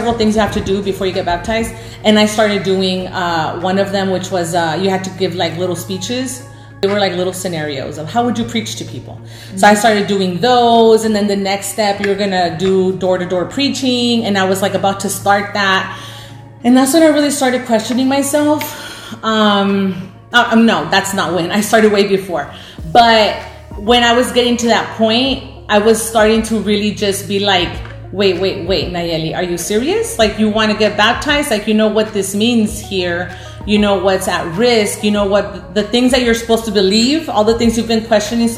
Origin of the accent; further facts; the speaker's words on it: Reynosa, Tamaulipas, Mexico; I was born in Reynosa